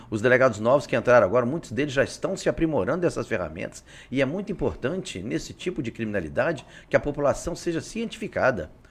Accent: Juiz de Fora, Minas Gerais, Brazil; moved away as an adult; now in Acre, Brazil; Sou de Minas, Juiz de Fora, nascido lá

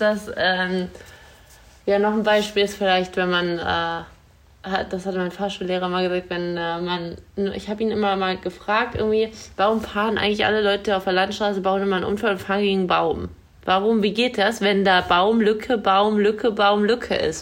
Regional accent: Hanover, Lower Saxony, Germany; bei uns in Hannover

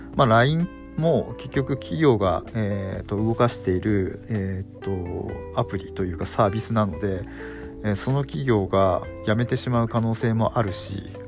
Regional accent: Fukushima, Japan; 自分は福島県なんですけれども

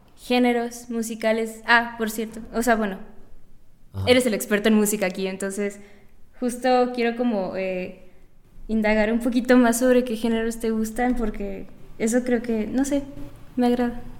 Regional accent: Mérida, Yucatán, Mexico; moved away; Yo soy de Yucatán

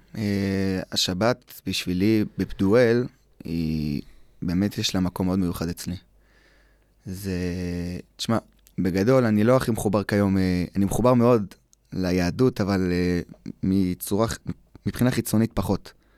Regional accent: Eli, West Bank, Israel

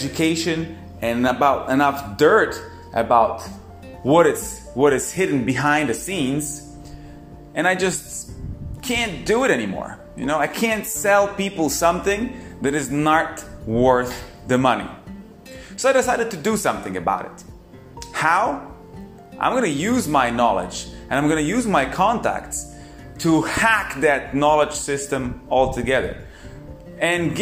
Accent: Poland; I come from Poland, from quite a small town.

